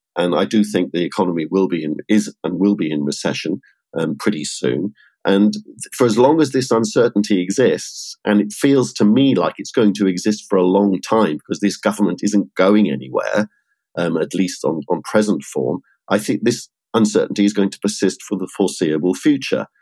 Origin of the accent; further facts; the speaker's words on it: United Kingdom; as a Brit